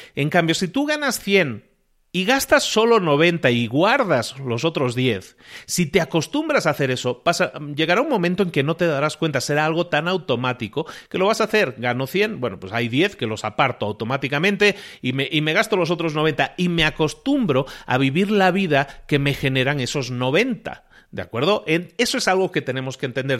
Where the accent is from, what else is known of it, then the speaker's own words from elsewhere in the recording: Spain; Yo soy español de origen